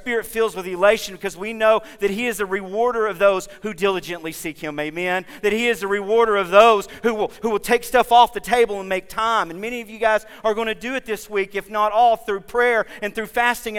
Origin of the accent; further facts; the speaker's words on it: Oklahoma, United States; We're from Oklahoma